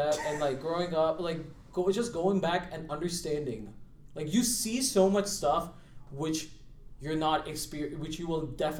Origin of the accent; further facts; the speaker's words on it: California, United States; also born or lived in India; I was born in Cali, but if I lived the rest of my life in Cali, I would not be who I am.